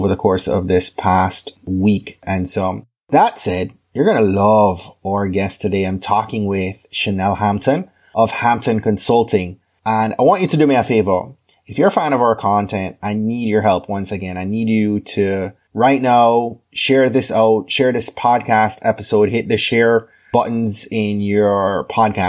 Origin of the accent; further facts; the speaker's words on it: Jamaica; moved away; my home country of Jamaica